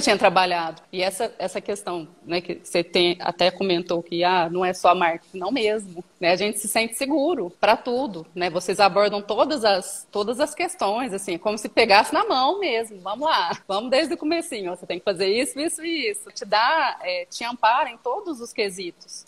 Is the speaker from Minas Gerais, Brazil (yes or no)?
yes; Minas Gerais, Brazil; moved away as an adult; also born or lived in Ribeirão Preto, São Paulo; eu retornei para minha cidade natal. Eu morava numa cidade um pouco maior aqui, próximo da região, Ribeirão Preto, que é mais conhecido no estado de São Paulo, e retornei para cá, para Minas